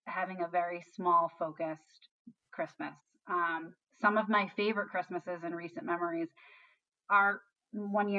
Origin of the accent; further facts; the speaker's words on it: Canton, Massachusetts, United States; I grew up in Canton